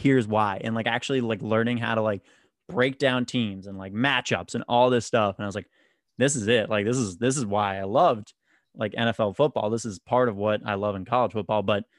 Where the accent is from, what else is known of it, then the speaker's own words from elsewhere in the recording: Boston, Massachusetts, United States; I grew up in Boston, like the Boston area.